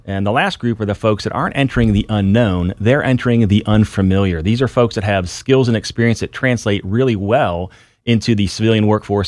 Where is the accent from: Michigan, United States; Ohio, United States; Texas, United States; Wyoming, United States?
Ohio, United States; Findlay; moved away as an adult; I was actually, uh, raised in a little city northwest Ohio, so I joined the Air Force from Findlay, Ohio